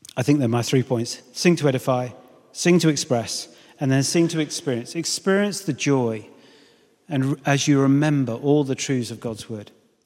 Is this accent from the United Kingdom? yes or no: yes; United Kingdom; I know we're British